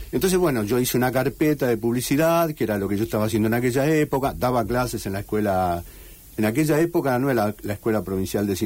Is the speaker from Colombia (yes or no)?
no; Madrid, Community of Madrid, Spain; now in Rosario, Argentina; bueno, ahora soy un madrileño que vive